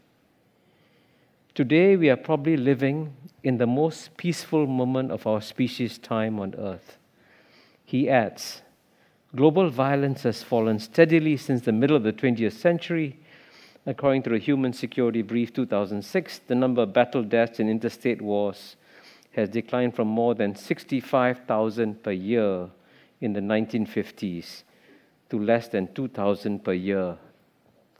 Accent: Singapore; When I grew up in Singapore as a child

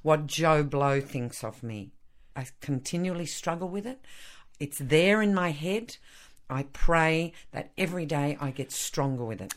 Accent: Australia

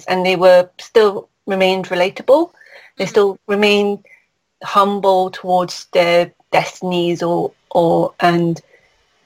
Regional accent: United Kingdom; I'm a British born Chinese

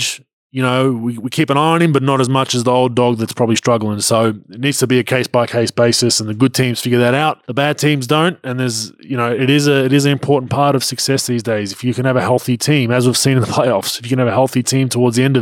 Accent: Melbourne, Victoria, Australia; in Melbourne, in my hometown

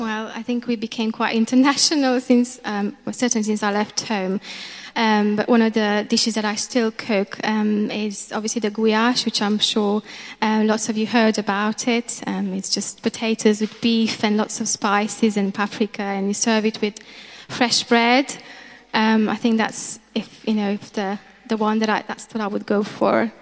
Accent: Transylvania, Romania; moved away as an adult; now in England; in Romania, where we're from, actually. And yeah, we're from Romania

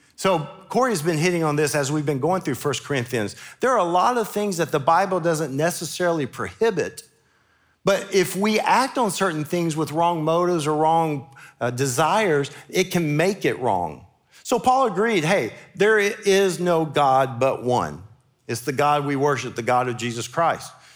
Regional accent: Memphis, Tennessee, United States; now in Murfreesboro, United States; growing up in Memphis as a Baptist

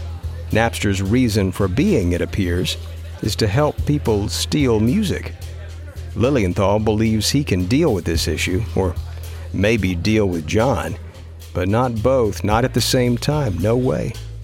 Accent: Austin, Texas, United States; this is a brand right out of Austin, my hometown.

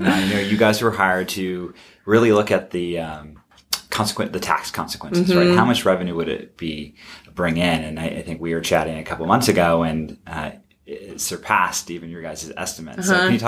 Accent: Grants Pass, Oregon, United States; My hometown.

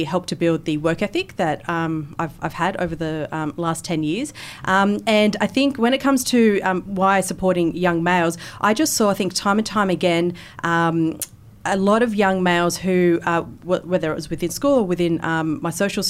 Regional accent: Wollongong, New South Wales, Australia; In Wollongong.

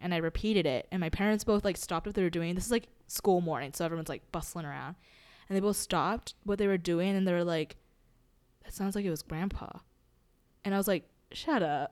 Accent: Hawaii, United States; growing up in Hawaii

